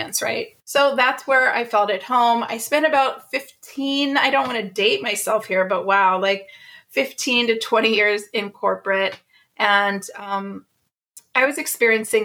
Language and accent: English; Ohio, United States; moved away as an adult; also born or lived in California; I grew up in the Midwest in Ohio